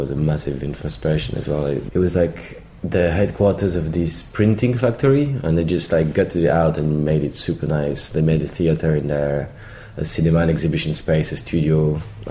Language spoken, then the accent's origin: English; Paris, Île-de-France, France; moved away as an adult; now in London, United Kingdom; I'm from Paris. I've been here for like maybe 10, 11 years